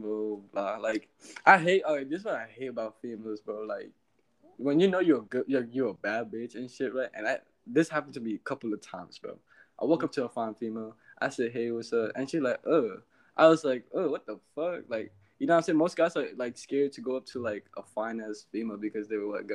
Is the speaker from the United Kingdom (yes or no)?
no; Virginia, United States; moved away as an adult; now in Hawaii, United States; I grew up in Virginia